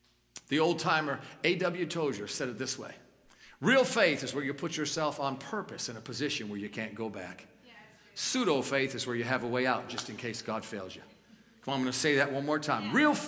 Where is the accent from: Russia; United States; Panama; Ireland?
United States; New York; Because I'm a New Yorker. Come on, somebody. You got to fold it, let it drip a little bit, and then eat it.